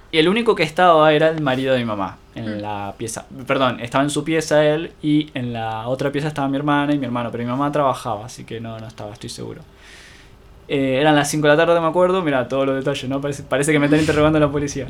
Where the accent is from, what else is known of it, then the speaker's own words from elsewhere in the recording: General Rodríguez, Buenos Aires Province, Argentina; no soy oriundo de Rodríguez, pero la crianza